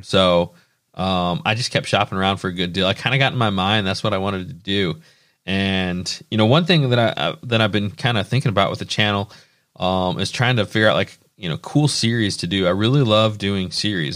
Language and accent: English; Indiana, United States; we're from Indiana